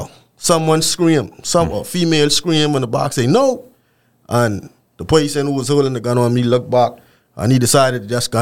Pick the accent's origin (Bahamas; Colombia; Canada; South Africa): Bahamas; Nassau, New Providence; Well, I grew up in the Grove area.